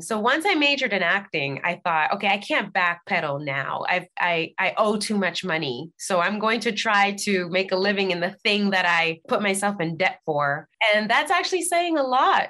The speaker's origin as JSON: {"language": "English", "town": "New York City", "region": "New York", "country": "United States", "tie": "born or raised there", "moved": "as an adult", "lives_now": "Los Angeles, United States", "said": "I was born and raised in the Bronx"}